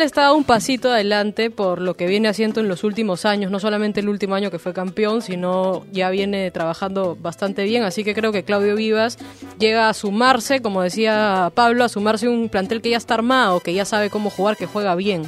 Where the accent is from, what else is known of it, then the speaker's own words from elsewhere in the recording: Peru; nosotros como peruanos